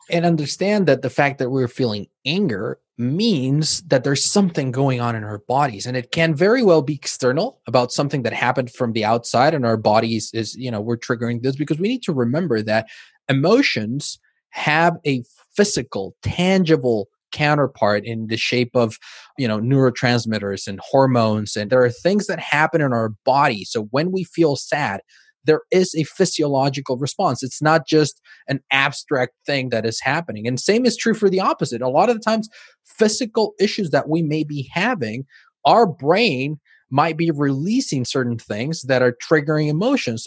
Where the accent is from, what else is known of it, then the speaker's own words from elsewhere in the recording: Mexico; now in Spain; I grew up in Mexico. My family is Mexican